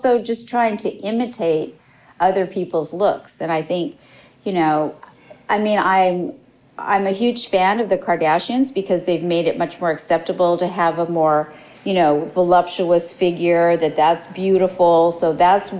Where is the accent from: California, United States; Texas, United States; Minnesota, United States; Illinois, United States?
California, United States; Los Angeles; I grew up in Los Angeles